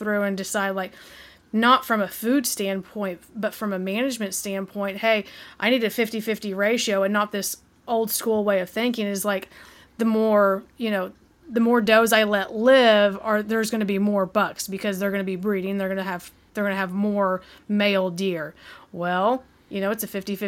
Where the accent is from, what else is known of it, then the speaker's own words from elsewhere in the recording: Southeast Oklahoma, United States; Southeast Oklahoma, where we grew up and lived.